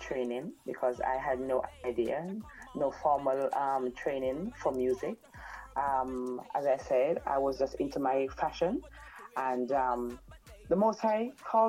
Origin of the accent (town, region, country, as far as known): Manchester Parish, Jamaica